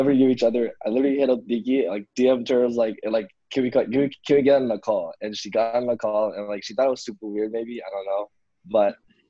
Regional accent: Chicago, Illinois, United States; I'm from Chicago, Illinois.

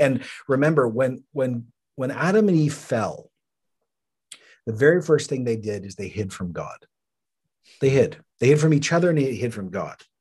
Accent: Canada; I'm Canadian

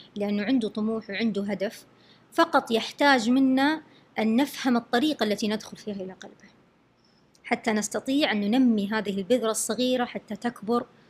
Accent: Saudi Arabia; first language Arabic; عندنا يعني في السعودية

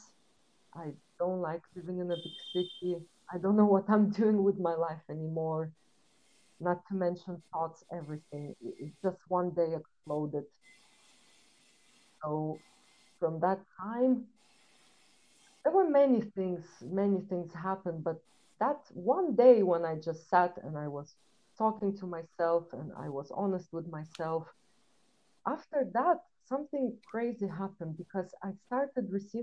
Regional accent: Lithuania; moved away as an adult; also born or lived in London, United Kingdom; Originally, I come from Lithuania. It's a really small country, and my family is from Belarus, so I grew up between two cultures. And when I was 19, I left my house. And I moved to London

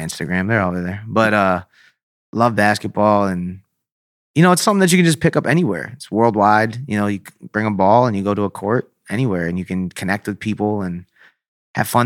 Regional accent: Syracuse, New York, United States; Growing up in Syracuse, uh, is very, like, blue collar, very small city

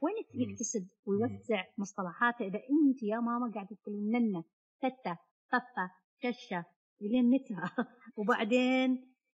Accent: Saudi Arabia; عندنا في السعوديه

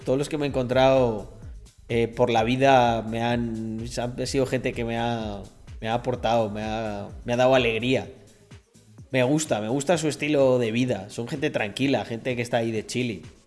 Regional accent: Spain; first language Spanish; Yo soy español

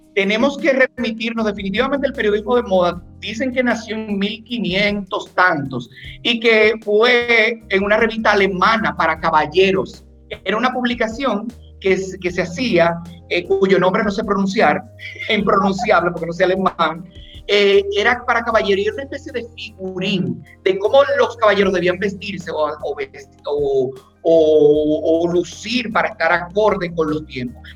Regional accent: Dominican Republic; yo soy dominicano

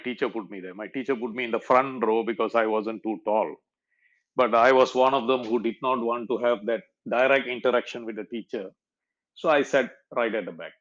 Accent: Kluang, Johor, Malaysia; my hometown and my secondary school. See, I went through Tunkumamut school all the way up to standard 6 and moved on to the high school of Kluang.

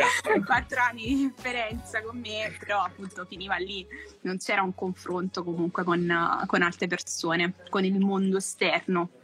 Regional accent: Naples, Campania, Italy; moved away; amici storici comunque eh, che ho conosciuto al liceo sono ancora persone che sento, che comunque con cui condivido quando torno giù a Napoli

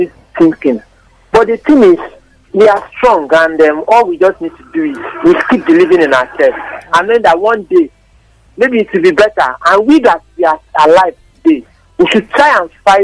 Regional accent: Nigeria; I'm regretting being a Nigerian? But I know God has a reason why he kept me in Nigeria

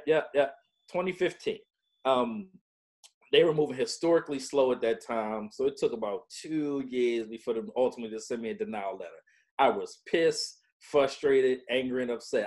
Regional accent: Baltimore, Maryland, United States; I was uh, born and raised in Baltimore, Maryland

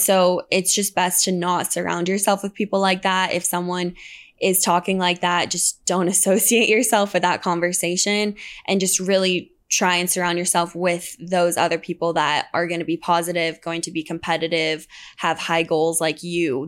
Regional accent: La Jolla, California, United States; moved away as an adult; also born or lived in Utah; I, um, grew up, grew up in La Jolla, California

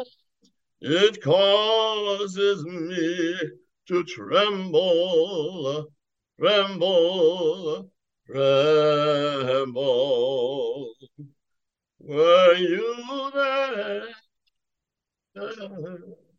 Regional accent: Youngstown, Ohio, United States; also born or lived in Birmingham, Alabama; my family moved to Youngstown, Ohio when I was 5 years old in 1950, and I really grew up in the Midwest

